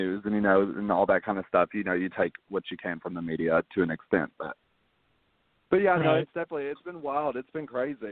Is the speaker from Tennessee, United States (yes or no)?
yes; Fayetteville, Tennessee, United States; also born or lived in Maryville, Tennessee; I'm originally from Maryville, which is near Knoxville. And then around the age of 5 years old, I moved to Fayetteville